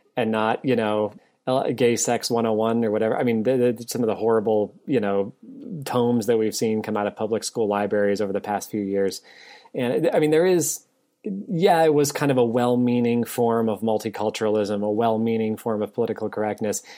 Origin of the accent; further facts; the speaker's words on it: New England, United States; now in Virginia, United States; I grew up in New England